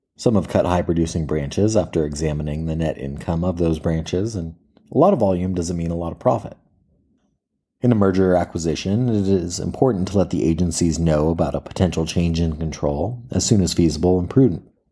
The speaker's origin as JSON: {"language": "English", "area": "Marin County", "region": "California", "country": "United States", "tie": "born or raised there", "said": "I grew up in Marin County where mountain biking was invented"}